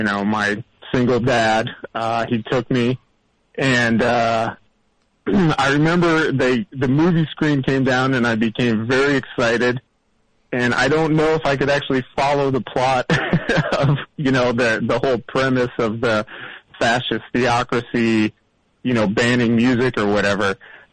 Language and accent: English; Rockford, Illinois, United States; now in Minneapolis, United States; I'm from Rockford originally, but I've been up in Minneapolis for 20 years.